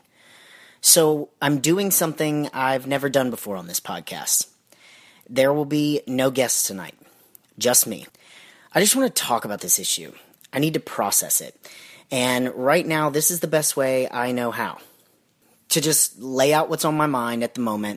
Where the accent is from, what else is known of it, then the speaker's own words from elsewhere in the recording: Alabama, United States; now in Georgia, United States; I'm originally from Alabama